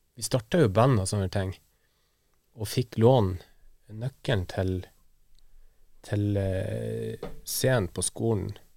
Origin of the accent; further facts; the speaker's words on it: Værøy, Nordland, Norway; moved away; heimplassen min, Værøy i Lofoten